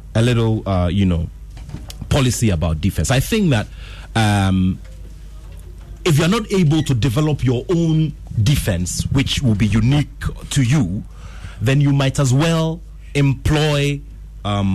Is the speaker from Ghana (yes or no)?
yes; Ghana; I'm Ghanaian